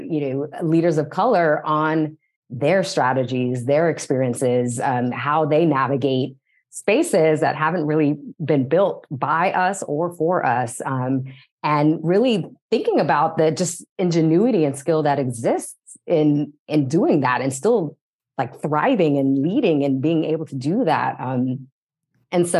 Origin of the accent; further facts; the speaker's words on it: San Diego County, Southern California, United States; now in Los Angeles, United States; I am originally from Southern California, born and raised in San Diego County.